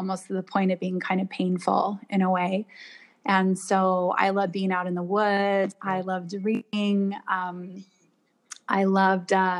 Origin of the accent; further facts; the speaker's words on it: Washington, United States; also born or lived in Toronto, Canada; only lived there until I was 4 and moved to Washington State. And so I grew up in the Northwest